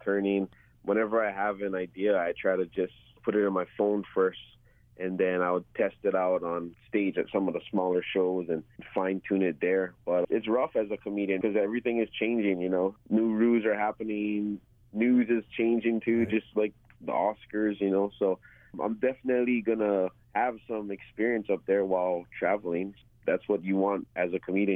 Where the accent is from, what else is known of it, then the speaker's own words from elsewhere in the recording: Oahu, Hawaii, United States; my hometown on Oahu